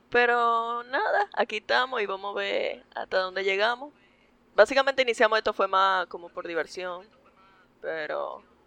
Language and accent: Spanish; Santo Domingo, Distrito Nacional, Dominican Republic; Yo nací en Santo Domingo, República Dominicana.